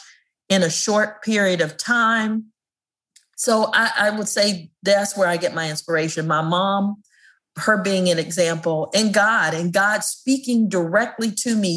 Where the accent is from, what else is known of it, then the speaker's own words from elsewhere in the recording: Prince George's County, Maryland, United States; as a kid growing up in Prince George's County, Maryland